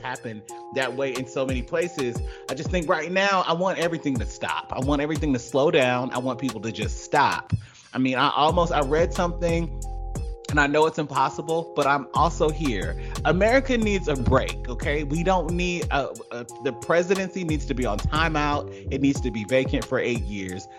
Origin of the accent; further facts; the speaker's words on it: Georgia, United States; I'm not like a transplant that moved to Georgia and left to talked about it. I'm from there, and rooted there